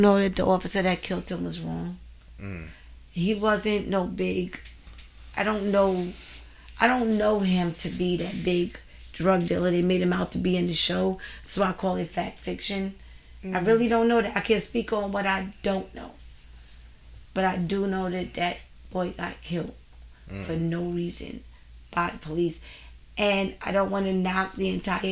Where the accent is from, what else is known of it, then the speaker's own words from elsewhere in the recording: New York City, New York, United States; growing up on Staten Island